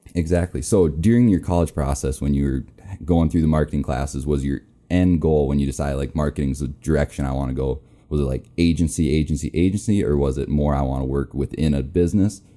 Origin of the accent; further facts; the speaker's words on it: Minnesota, United States; now in Rapid City, United States; I'm from Minnesota